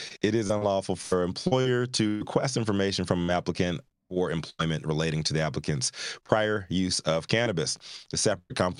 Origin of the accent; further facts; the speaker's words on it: Virginia, United States; Moving to my home state, Virginia